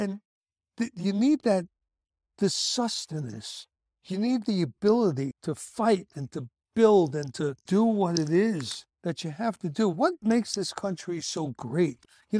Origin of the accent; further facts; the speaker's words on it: Brooklyn, New York, United States; I don't know what you'd call the neighborhoods I grew up in Brooklyn, but, you know, they weren't Jewish, that's for sure, man. Where I grew up was all Christian, mostly Catholic.